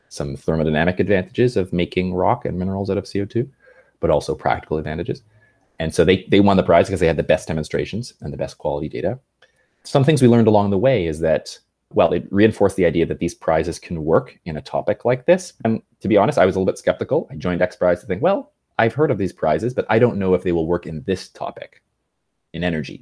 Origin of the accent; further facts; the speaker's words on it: Canada; I grew up in Canada